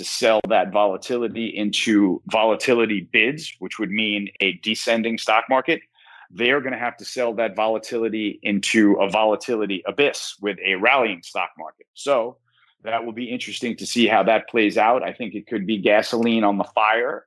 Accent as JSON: {"language": "English", "country": "United States", "said": "as an American"}